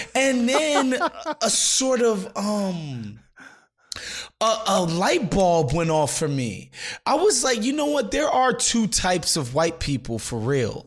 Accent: New York City, New York, United States; growing up in New York City

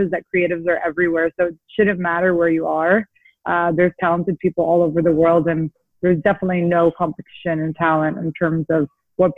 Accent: St. Louis, Missouri, United States; moved away as an adult; now in New York, United States; I grew up in St. Louis, Missouri

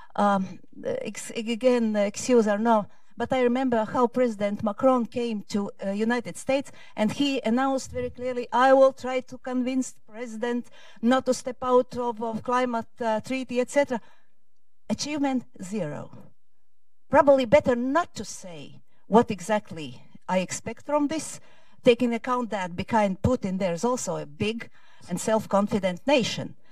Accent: Latvia; I come from Latvia, although in documents it's written differently. I come from Latvia

